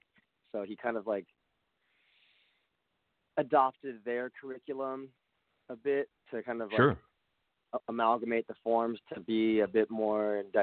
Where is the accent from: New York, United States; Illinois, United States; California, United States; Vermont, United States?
California, United States; San Jose; moved away as an adult; also born or lived in Cupertino / Silicon Valley; now in Los Angeles, United States; I'm actually from the Bay Area. And I was born in San Jose. And then around high school, I moved to Silicon Valley.